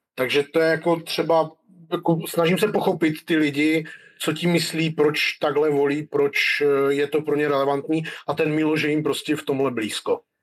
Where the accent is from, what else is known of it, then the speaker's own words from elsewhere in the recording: North Moravia, Czechia; já pocházím ze Severní Moravy